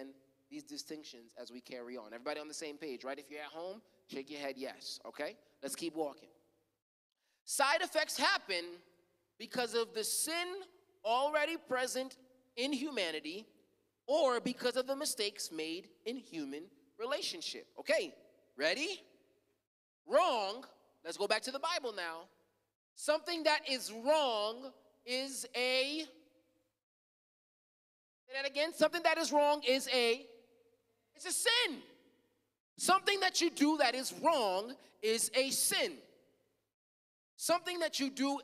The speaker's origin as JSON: {"language": "English", "country": "United States", "tie": "born or raised there", "said": "I was born in America"}